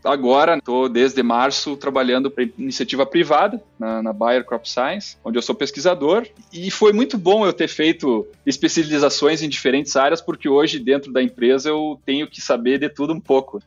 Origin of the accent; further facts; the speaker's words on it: Uruguaiana, Rio Grande do Sul, Brazil; moved away as an adult; now in United States; Meus, meus pais têm uma empresa em Uruguaiana, no Rio Grande do Sul, onde a gente trabalha com a cultura do arroz irrigado